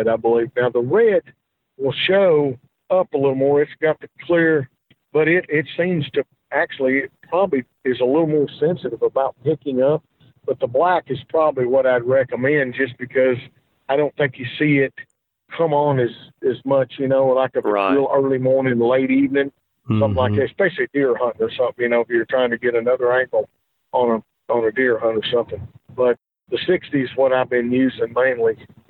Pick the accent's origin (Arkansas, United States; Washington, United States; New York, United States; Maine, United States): Arkansas, United States; my home state of Arkansas